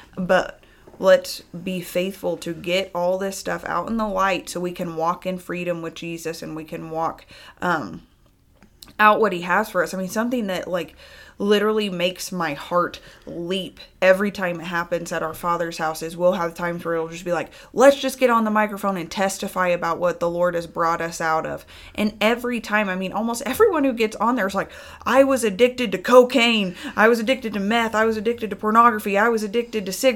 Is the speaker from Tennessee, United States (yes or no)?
yes; Tennessee, United States; I grew up in Tennessee